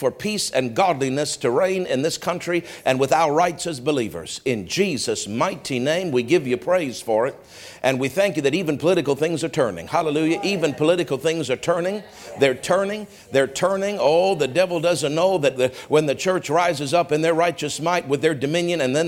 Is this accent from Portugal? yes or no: no; Canada; we have a right as Canadian citizens